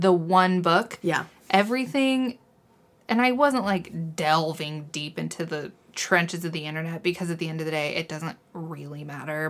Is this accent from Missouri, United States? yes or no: yes; Missouri, United States; I'm from Missouri and people from here, for some reason, like to think they're Southern